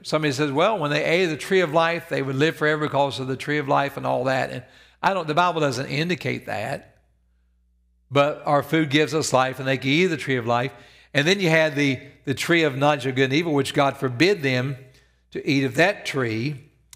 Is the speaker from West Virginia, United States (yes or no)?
yes; Evans, West Virginia, United States; moved away; I grew up in Evans, West Virginia, where you slept with your doors open and your windows open.